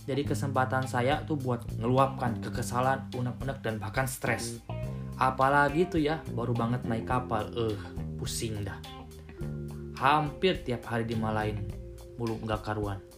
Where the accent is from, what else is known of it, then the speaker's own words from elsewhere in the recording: Cirebon, West Java, Indonesia; karena memang saya berasal dari daerah Cirebon gitu